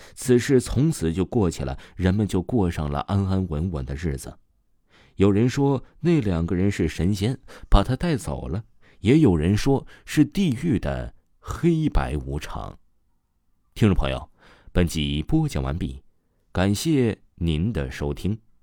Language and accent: Chinese; Guizhou, China; 在我们贵州那里